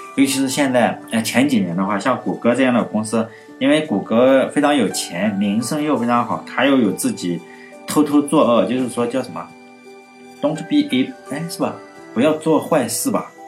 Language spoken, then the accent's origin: Chinese; Shandong, China; 我是山东人，老家山东